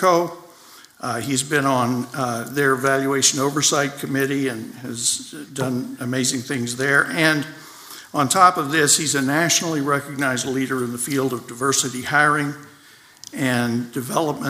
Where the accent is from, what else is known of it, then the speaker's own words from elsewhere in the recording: near Rockport, Texas, United States; I grew up near Rockport, Texas